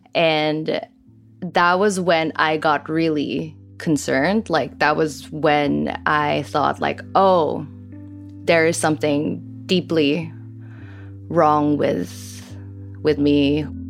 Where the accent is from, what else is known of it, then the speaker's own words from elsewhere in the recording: Philippines; moved away as an adult; I grew up in the Philippines